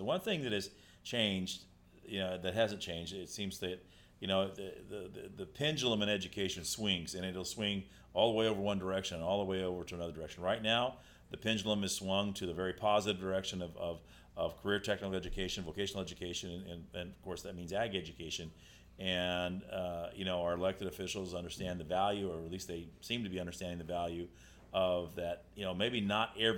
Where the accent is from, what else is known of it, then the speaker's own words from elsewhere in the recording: Kingsburg, California, United States; I was born and raised in Kingsburg